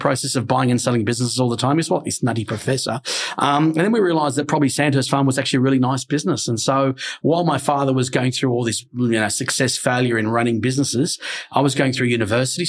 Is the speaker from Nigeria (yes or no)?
no; Australia; when I was a kid, growing up in an Italian family, of course, because we were very Italian. So of course, as a kid, you gravitate towards Australian food